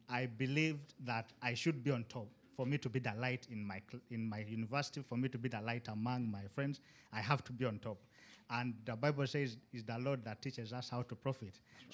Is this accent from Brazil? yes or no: no; Uganda; moved away as an adult; now in Istanbul, Turkey; I'm from Uganda